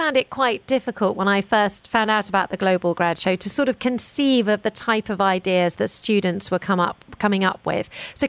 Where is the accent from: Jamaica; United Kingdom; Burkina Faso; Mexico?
United Kingdom; I'm very British.